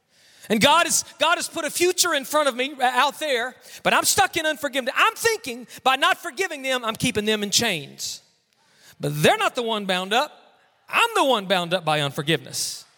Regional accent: Mississippi, United States; I grew up in the deep, dirty South. I grew up in Mississippi. I call it the deep, dirty South.

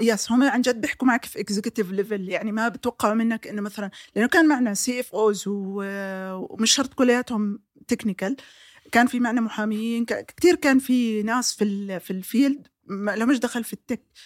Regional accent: Jordan; عندنا في الاردن بالذات

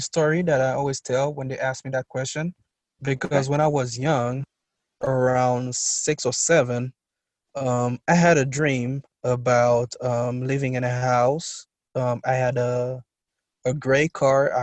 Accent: Port-au-Prince, Ouest, Haiti; I was born and raised in Port-au-Prince, Haiti.

